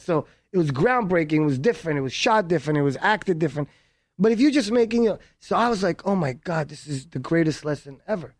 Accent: New York, United States; also born or lived in Israel / Miami; I was born in Israel. Uh, in age nine, I moved to, uh, New York to Brooklyn

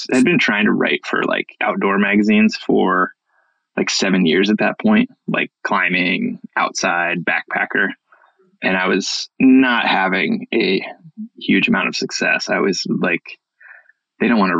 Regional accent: Iowa, United States; moved away as an adult; also born or lived in Montana; I moved west from the Midwest, from Iowa. I'd grown up in Iowa and discovered the mountains

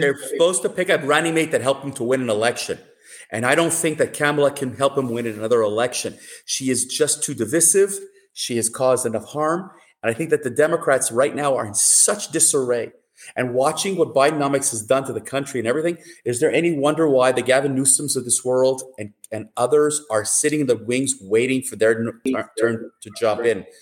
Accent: Canada; as a Canadian

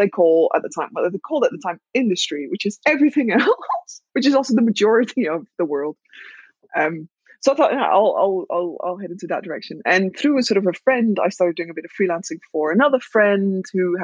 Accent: Netherlands; I am Dutch and I was born and raised in the Netherlands.

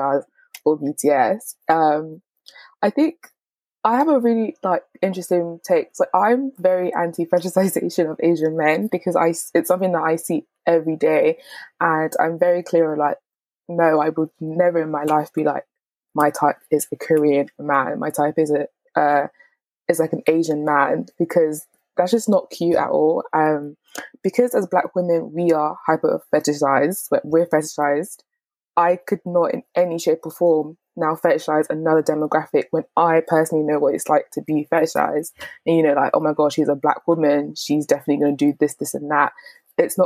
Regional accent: Nigeria; me as a Nigerian person

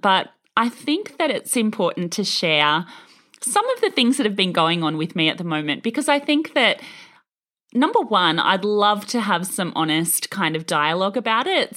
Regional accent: Australia; as an Australian

